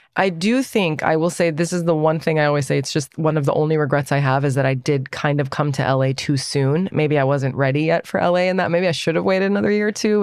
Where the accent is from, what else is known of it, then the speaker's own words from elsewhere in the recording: Northern Virginia, United States; We feel very Iranian, and we also feel very American because we were born and raised here.